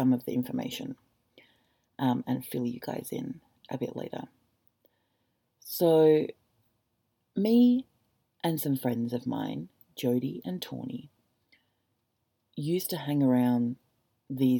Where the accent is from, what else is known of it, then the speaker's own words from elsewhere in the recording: Gosnells, Western Australia, Australia; I grew up in Gosnells.